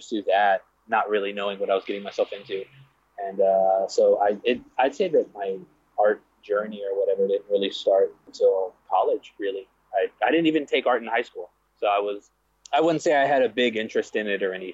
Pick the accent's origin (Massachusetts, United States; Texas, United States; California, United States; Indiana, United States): Texas, United States; Corpus Christi; I grew up in Corpus Christi, Texas, which is way down south